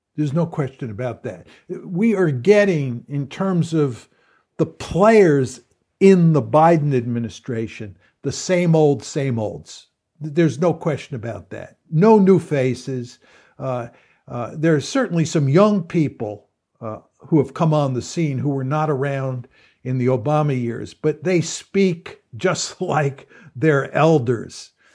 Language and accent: English; United States; I'm an American